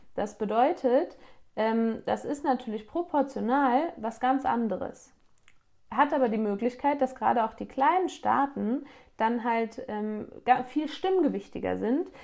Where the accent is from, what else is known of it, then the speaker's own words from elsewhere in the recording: Grevenbroich, North Rhine-Westphalia, Germany; Dorf wie bei mir Neuenhausen, ich komme aus Neuenhausen, wohne hier.